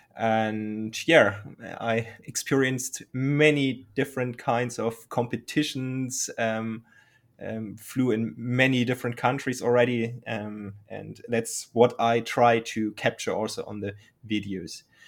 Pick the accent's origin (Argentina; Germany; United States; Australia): Germany; English is a second language; I'm from Germany and I'm trying to speak English